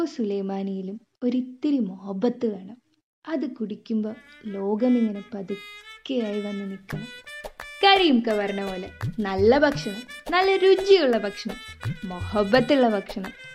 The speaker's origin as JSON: {"language": "Malayalam", "town": "Kozhikode", "region": "Kerala", "country": "India", "said": "ഒരു കോഴിക്കോടുകാരി എന്ന നിലയിൽ"}